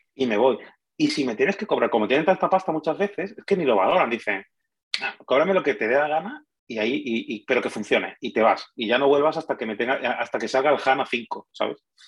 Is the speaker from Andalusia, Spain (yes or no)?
yes; Málaga, Andalusia, Spain; also born or lived in Madrid; El, que es de Málaga de verdad soy yo